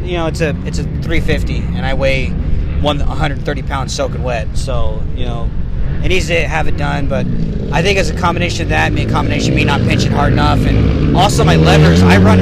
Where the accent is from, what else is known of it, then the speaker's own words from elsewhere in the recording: Las Vegas, Nevada, United States; I'm from Las Vegas, Nevada. I was born and raised there.